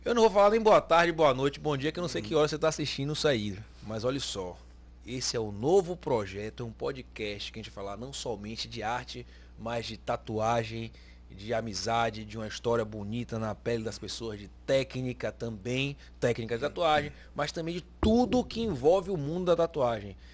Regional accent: Bahia, Brazil; sou baiano

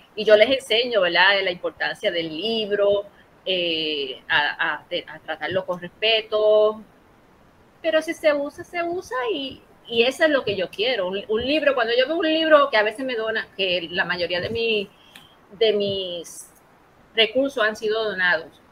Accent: Ponce, Puerto Rico; yo soy de Ponce, somos de Ponce

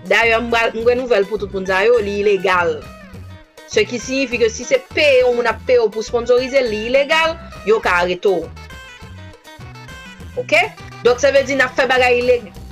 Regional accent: Haiti; now in Miami, United States; nou kite Haiti

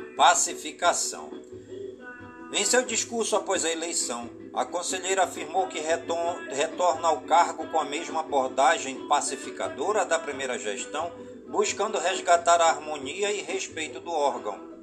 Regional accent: Careiro da Várzea, Amazonas, Brazil; minha cidade natal, onde eu nasci, né? Nasci no Careiro da Várzea

